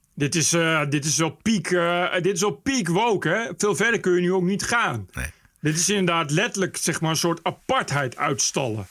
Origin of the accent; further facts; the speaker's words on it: Ede, Gelderland, Netherlands; moved away; also born or lived in Nijmegen; het is gemeente Ede, daar kom ik vandaan